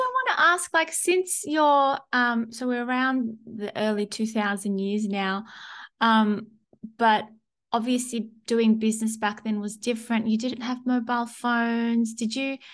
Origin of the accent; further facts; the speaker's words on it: Sydney, New South Wales, Australia; moved away; I'm originally from Sydney